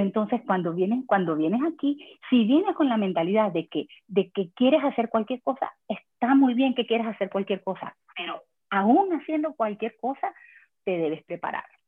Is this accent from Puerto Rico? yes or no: no; Venezuela; moved away as an adult; now in Canada; yo vengo de Venezuela.